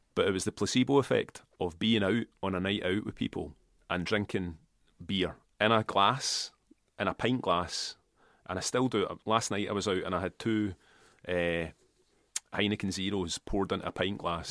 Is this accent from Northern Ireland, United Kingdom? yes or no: no; Kilmacolm, Scotland, United Kingdom; also born or lived in Port Glasgow / Glasgow; I grew up in Kilmacombe, right? And my parents come from Port Glasgow